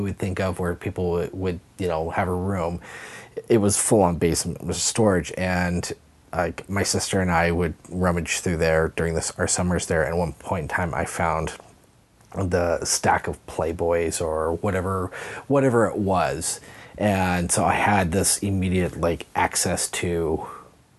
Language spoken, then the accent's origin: English; Hayden Lake, Idaho, United States; originally I am from Hayden Lake, Idaho. So I was probably 6 years old. It was in basically what became my hometown